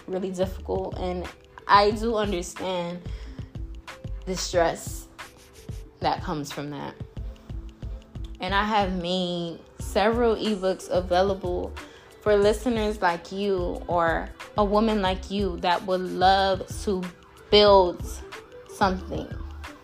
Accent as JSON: {"language": "English", "country": "Jamaica", "said": "I am Jamaican"}